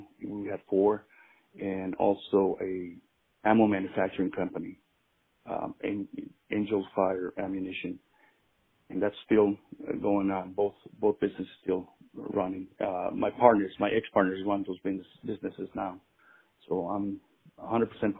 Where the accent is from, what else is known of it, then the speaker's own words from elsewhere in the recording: Chicago, Illinois, United States; moved away as an adult; also born or lived in Mexico; now in Kansas, United States; I was born in Mexico, and my parents moved me to Chicago in 1977. Then I lived in Chicago for about 18 years